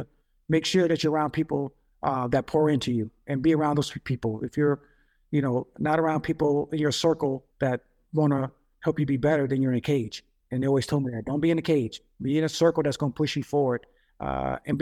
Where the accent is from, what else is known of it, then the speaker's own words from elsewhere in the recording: Jacksonville, Florida, United States; moved away as an adult; grew up in Jacksonville, grew up in Florida